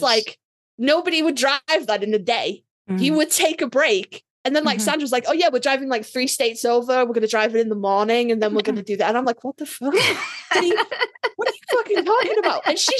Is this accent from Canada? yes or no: no; England, United Kingdom; I come from England